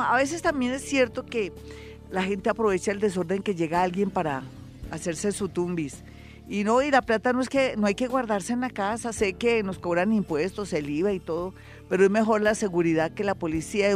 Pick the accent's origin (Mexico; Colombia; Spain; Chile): Colombia; los colombianos somos diferentes, los colombianos somos más pilos